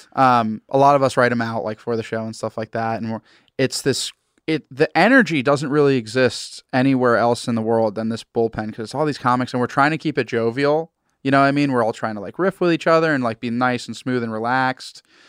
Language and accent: English; Massachusetts, United States; I'm from Massachusetts, New England